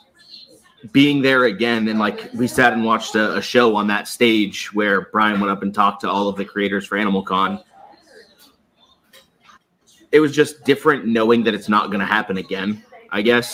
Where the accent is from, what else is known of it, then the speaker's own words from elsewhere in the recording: Boston, Massachusetts, United States; moved away as an adult; also born or lived in San Diego; now in Orlando, United States; I'm not from San Diego. I was stationed in San Diego. That's where we met when I was in the Navy. Yeah. I used to live there for sure. From Boston, though. But I'm down in Orlando